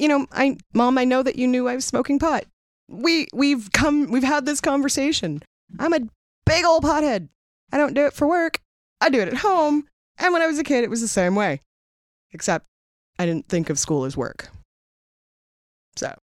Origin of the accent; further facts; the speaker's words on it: Seattle, Washington, United States; growing up in Seattle